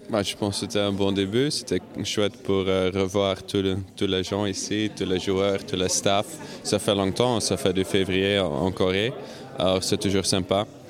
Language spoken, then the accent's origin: French; Hasselt, Flanders, Belgium; ici, chez moi à Celt